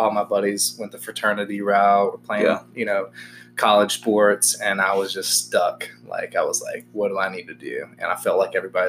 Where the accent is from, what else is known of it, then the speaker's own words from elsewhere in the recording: New Hope, Mississippi, United States; also born or lived in Massachusetts / Vacaville, California; Originally grew up in New Hope, Mississippi. I lived there most of my life, pretty much born and raised. Lived in Massachusetts for a little bit.